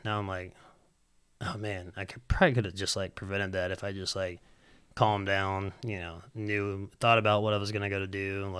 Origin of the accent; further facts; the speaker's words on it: Huntsville, Alabama, United States; I mean, yeah, from my side of the view, I'm from Huntsville.